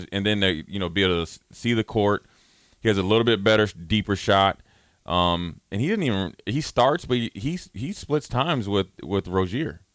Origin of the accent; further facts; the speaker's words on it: Minneapolis, Minnesota, United States; moved away; I'm coming down from Minneapolis